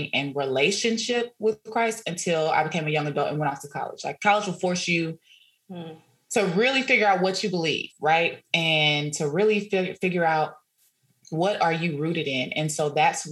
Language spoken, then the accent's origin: English; Dallas, Texas, United States; also born or lived in Houston / Nacogdoches; I'm originally from Dallas